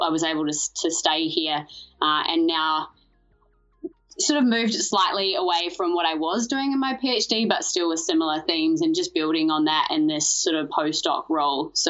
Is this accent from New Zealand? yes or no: yes; New Zealand; moved away as an adult; now in Melbourne, Australia; I'm originally from New Zealand